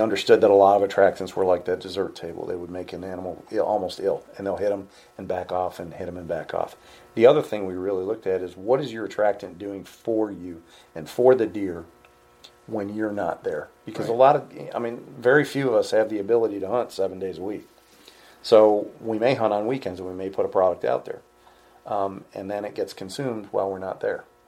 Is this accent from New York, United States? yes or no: yes; New York, United States; I'm from New York